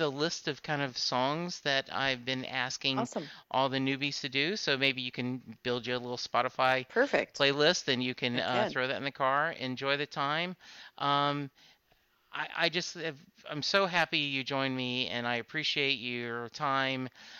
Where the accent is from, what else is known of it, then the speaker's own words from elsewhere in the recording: Louisiana, United States; I grew up in Louisiana, and that's what my mom calls the electric bill, is the light bill.